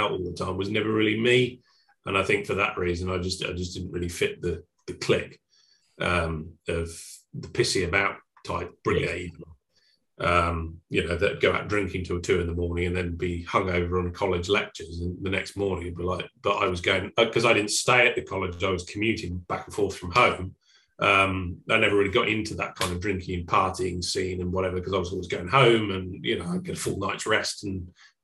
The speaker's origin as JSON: {"language": "English", "area": "Suffolk", "region": "East of England", "country": "United Kingdom", "tie": "born or raised there", "also_born_or_lived": "Oxfordshire", "moved": "as an adult", "lives_now": "Cambridgeshire, United Kingdom", "said": "I grew up in Suffolk"}